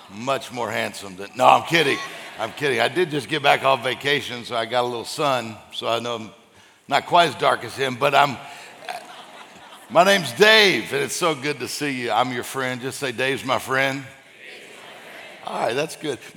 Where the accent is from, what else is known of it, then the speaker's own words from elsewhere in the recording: Florida, United States; and then we're from Florida, and people are calling, Are you okay?